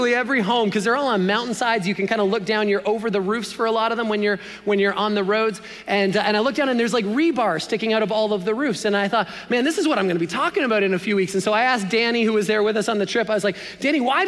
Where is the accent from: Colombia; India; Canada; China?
Canada; as a Canadian boy